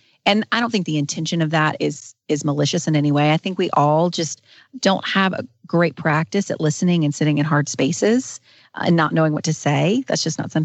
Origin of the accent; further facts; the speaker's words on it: North Carolina, United States; I've lived in North Carolina my entire life.